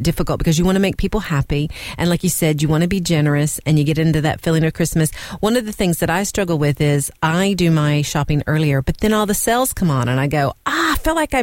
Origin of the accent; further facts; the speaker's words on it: United States; moved away as an adult; now in Ireland; I grew up in the States, but I've lived here for 27 years